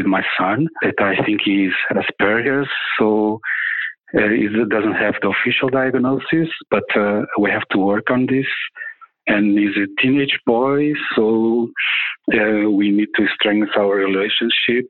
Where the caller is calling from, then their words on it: Portugal; I'm calling from Portugal